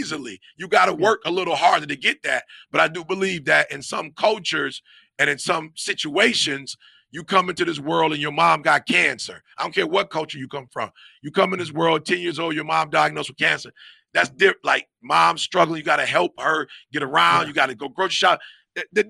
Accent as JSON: {"language": "English", "town": "Detroit", "region": "Michigan", "country": "United States", "moved": "yes", "lives_now": "Grand Ledge, United States", "said": "I'm from Detroit"}